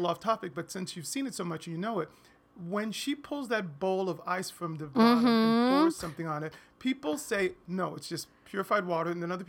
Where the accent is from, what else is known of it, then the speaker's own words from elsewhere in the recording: Rockford, Illinois, United States; born there; also born or lived in Baltimore, Maryland; And I left when I was about 4. We moved to Rockford, Illinois, which I don't remember anything about except for that it was very cold.